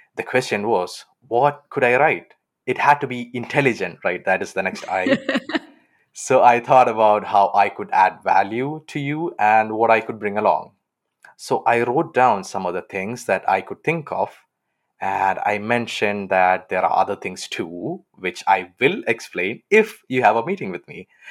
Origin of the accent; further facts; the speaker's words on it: Kerala, India; now in Aachen, Germany; I'm from Kerala on the south side of India